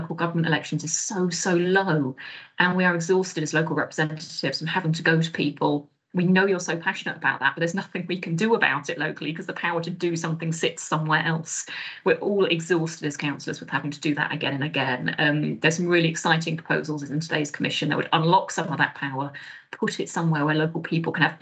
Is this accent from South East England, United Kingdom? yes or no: no; Birmingham, West Midlands, United Kingdom; I'm from Birmingham, but I'm in Leeds